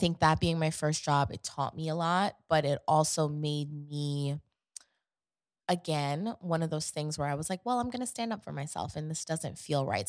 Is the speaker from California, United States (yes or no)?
no; New York City, New York, United States; moved away; also born or lived in Connecticut / Atlanta; growing up in Queens